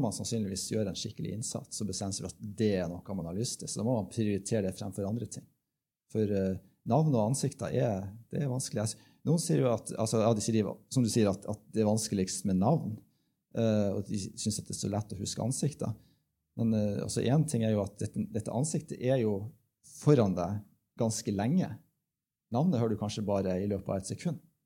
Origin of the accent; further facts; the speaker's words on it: Bodø, Nordland, Norway; Jeg kommer fra Bodø